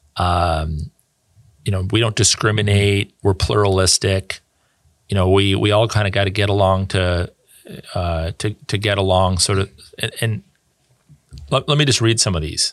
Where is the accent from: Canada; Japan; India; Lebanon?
Canada; as a Canadian